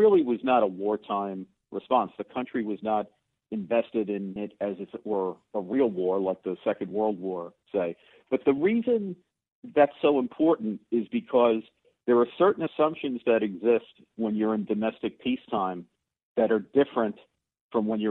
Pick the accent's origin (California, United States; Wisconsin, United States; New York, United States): New York, United States; New York City; I grew up in the Bronx in the 60s and 70s